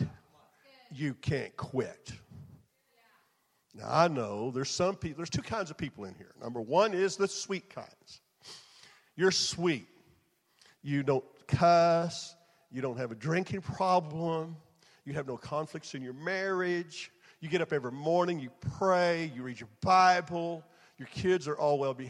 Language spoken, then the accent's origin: English; Texas, United States; I was raised in Texas